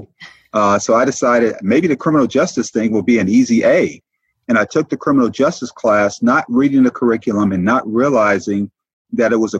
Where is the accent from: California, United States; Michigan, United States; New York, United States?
Michigan, United States; Detroit; also born or lived in Peoria, Arizona; now in Savannah, United States; growing up in Detroit